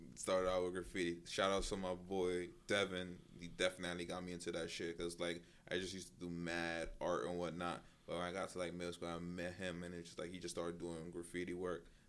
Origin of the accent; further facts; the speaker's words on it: New York, United States; we're from New York.